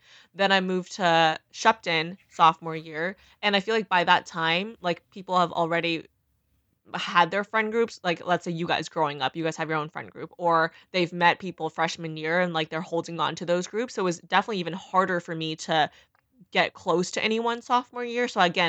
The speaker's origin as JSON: {"language": "English", "town": "Beaumont", "region": "Texas", "country": "United States", "tie": "born or raised there", "said": "So I think doing freshman year in Beaumont, which is my hometown, essentially, that was where I was born. Very hillbilly, very ratchet, honestly."}